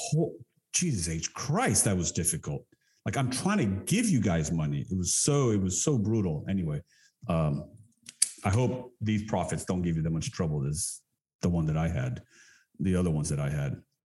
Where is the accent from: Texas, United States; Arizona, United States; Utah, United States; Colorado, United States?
Texas, United States; growing up in Texas, you know, my mother was Colum- my mother is Colombian